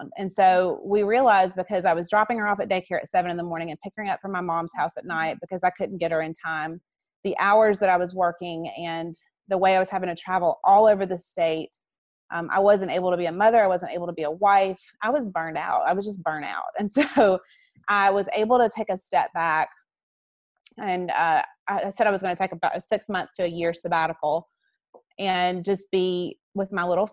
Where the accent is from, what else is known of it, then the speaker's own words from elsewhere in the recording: Alabama, United States; I'm from Alabama